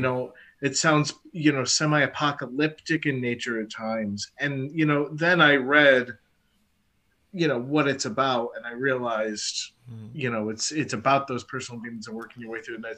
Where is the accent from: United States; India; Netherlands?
United States; I'm an American